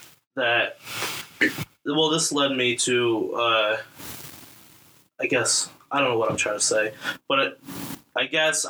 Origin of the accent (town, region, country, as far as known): suburbs of Chicago, Illinois, United States; born or raised there